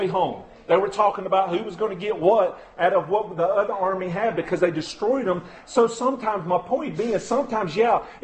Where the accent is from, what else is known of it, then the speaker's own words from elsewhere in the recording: United States; especially as American Christians